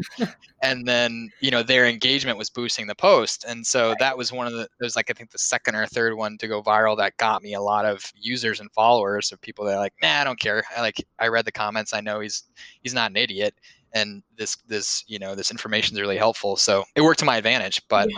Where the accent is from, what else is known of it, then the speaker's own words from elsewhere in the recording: Bloomington, Minnesota, United States; moved away as an adult; also born or lived in Bozeman, Montana; now in Boston, United States; I grew up in Bloomington, Minnesota, which is home of Mall of America